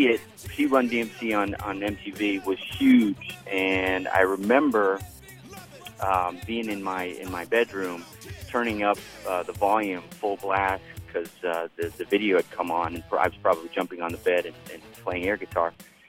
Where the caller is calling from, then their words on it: Miami, Florida, United States; I'm from Miami.